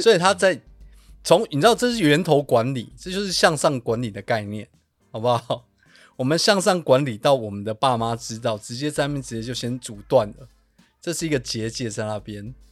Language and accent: Chinese; Taiwan; 我们是台湾人